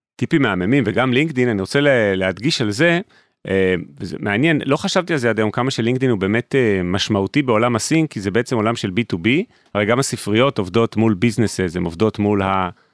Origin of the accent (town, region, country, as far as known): Israel